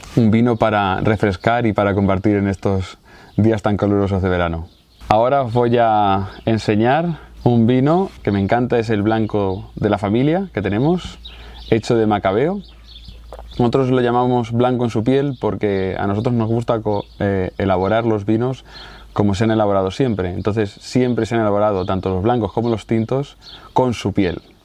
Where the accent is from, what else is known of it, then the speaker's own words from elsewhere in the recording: Casas de Ibáñez, Castilla-La Mancha, Spain; nosotros somos una familia de Casas de Ibáñez, un pueblo de la provincia de Albacete